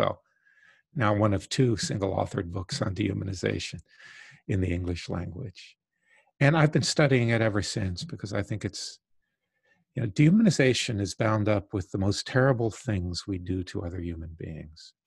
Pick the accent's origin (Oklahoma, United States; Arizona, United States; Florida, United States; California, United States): Florida, United States; Southwest; I grew up in the Deep South in the 1950s and 60s. My parents moved from New York to Southwest Florida